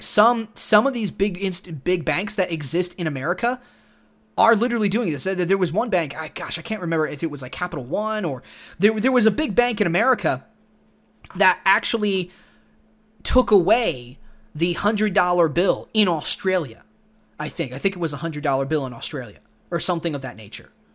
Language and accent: English; Texas, United States; growing up in Texas